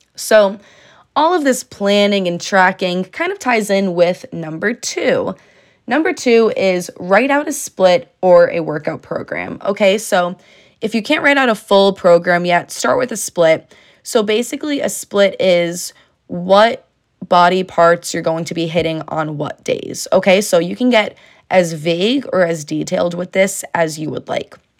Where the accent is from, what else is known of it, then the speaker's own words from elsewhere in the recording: Connecticut, United States; I'm from Connecticut, so I do go to the University of Connecticut